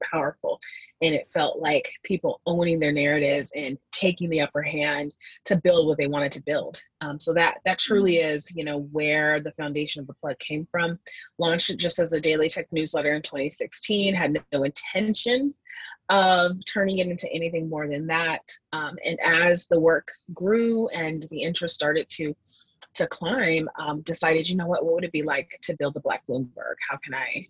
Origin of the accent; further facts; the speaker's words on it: Seattle, Washington, United States; growing up in Microsoft land